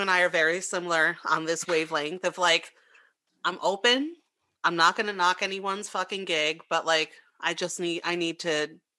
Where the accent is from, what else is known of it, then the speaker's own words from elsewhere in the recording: New York City, New York, United States; I grew up in Brooklyn.